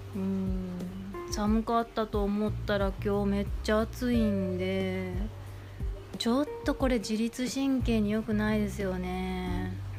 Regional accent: Kansai, Japan; accent: Kansai dialect; now in Izu Peninsula, Japan; 私あの関西人なので思い出を語る時全員が全ての人間が関西弁になるんですけど

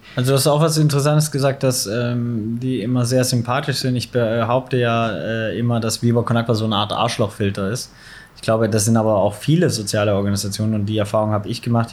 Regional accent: Swabia, Baden-Württemberg, Germany; moved away as an adult; also born or lived in Nottingham; now in Hamburg, Germany; ich komme aus dem Schwabenländler, aber bin sozialisiert auf St. Pauli

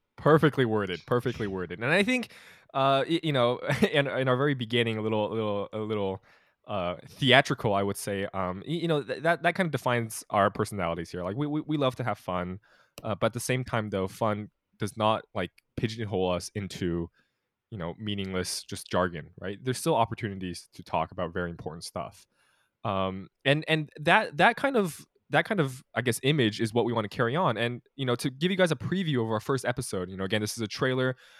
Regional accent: California, United States; moved away; originating from the coast of Cali

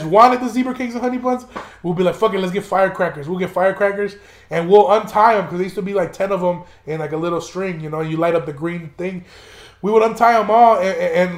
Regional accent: Chicago, Illinois, United States; moved away; also born or lived in Aurora, Illinois; He's somebody that I grew up with in Chicago before I moved out to Aurora

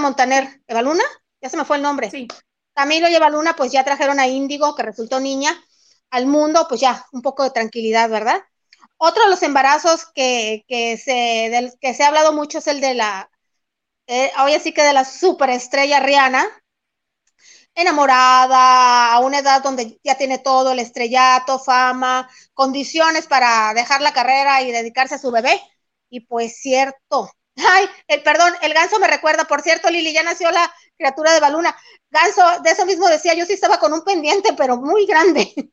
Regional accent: El Fuerte, Sinaloa, Mexico; aquí en el municipio del Fuerte

